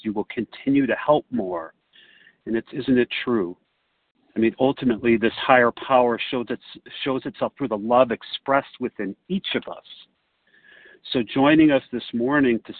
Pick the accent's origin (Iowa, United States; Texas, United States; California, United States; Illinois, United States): Illinois, United States; Chicago; I hail from Chicago, or the area